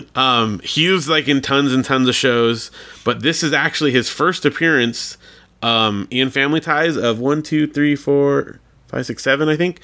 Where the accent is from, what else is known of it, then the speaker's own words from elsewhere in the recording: Big Bear, California, United States; I grew up in Big Bear